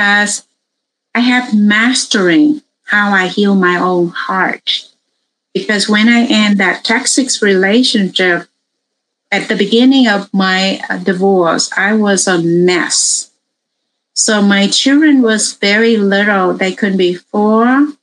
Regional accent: Vietnam; now in United States; I grew up in Vietnam. I immigrated to America in 1980.

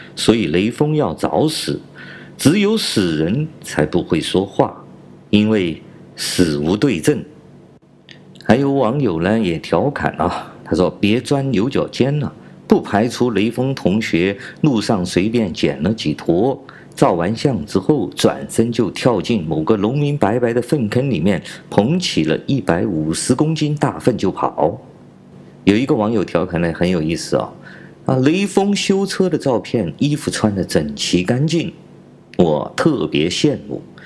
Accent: China; 我是来自中国大陆的

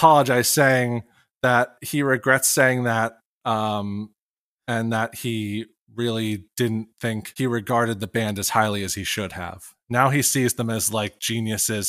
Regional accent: Pennsylvania, United States; moved away as an adult; also born or lived in Morristown, New Jersey; I'm originally from Pennsylvania

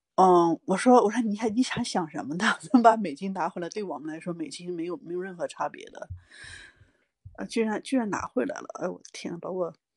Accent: China; now in Nevada, United States; 我们中国人

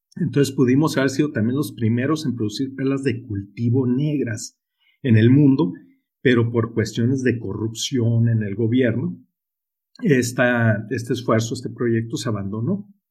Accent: Sonora, Mexico; accent: Sonoran; yo soy muy sonorense, tú, yo soy aquí del norte de la República, tú. Entonces, si notan ese acento curioso en mí, pues es porque soy muy sonorense

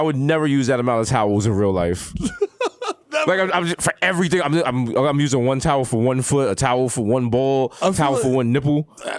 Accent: New York City, New York, United States; because I'm from the Bronx

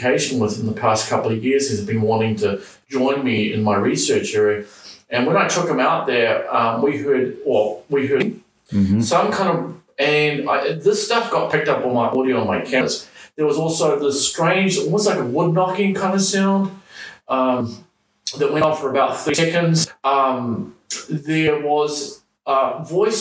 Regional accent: New Zealand; moved away as an adult; I grew up here in New Zealand

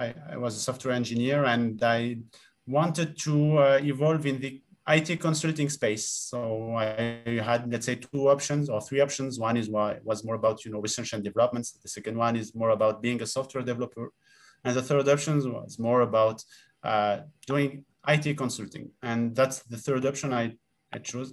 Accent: Tunisia; moved away as an adult; also born or lived in Rennes, France; So I grew up in Tunisia and I lived in Tunisia until, in fact, my, let's say 18 years old.

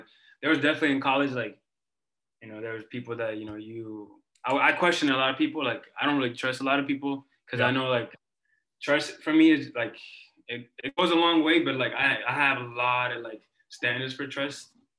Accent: Ethiopia; English is a second language; No, I met, like, I don't know if you know, but I'm from Ethiopia. Like, I was born in Ethiopia.

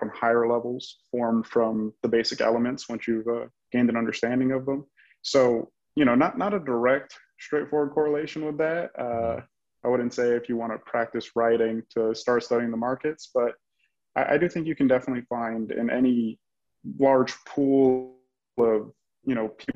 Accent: Miami, Florida, United States; I'm born and raised in Miami, Florida, where I still live today

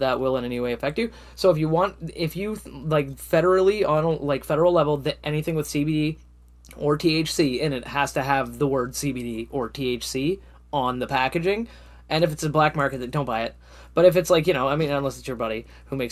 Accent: Canada; my home country, my home and native land, oh Canada

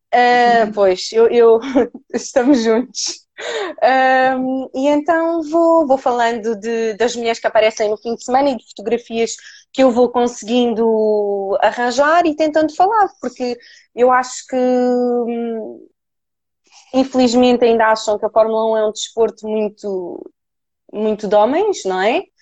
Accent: Cascais, Lisbon, Portugal; eu sou da zona de Cascais

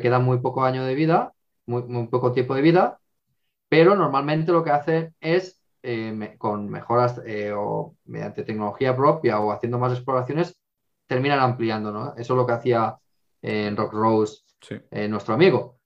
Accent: Castellón de la Plana, Valencian Community, Spain; moved away; also born or lived in Madrid; yo soy de Castellón

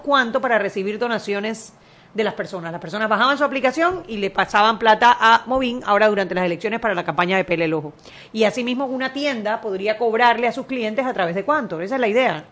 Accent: Panama; Nosotros los panameños

